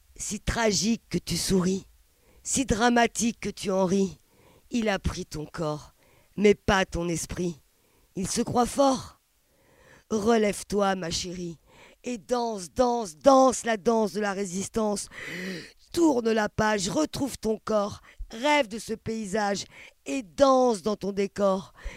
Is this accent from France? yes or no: no; Palestine; moved away; je viens de Palestine